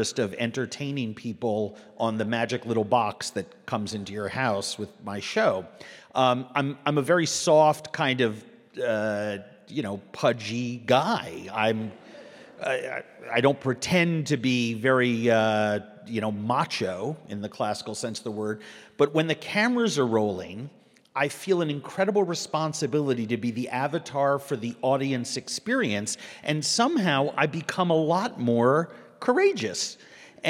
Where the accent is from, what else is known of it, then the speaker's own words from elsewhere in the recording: New York City, New York, United States; moved away as an adult; also born or lived in Minneapolis, Minnesota; now in Minnesota, United States; I grew up in New York City, but I consider myself Minnesotan. I've lived here for 24 years.